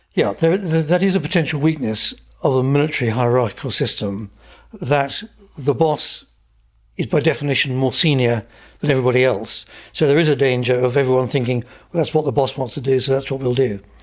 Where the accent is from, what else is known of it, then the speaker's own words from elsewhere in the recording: Essex, East of England, United Kingdom; I grew up in Essex